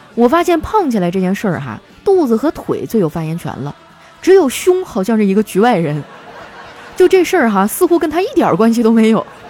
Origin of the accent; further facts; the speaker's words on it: Northeast China, China; 我们东北人脾气火爆哈，在全国都是出了名儿的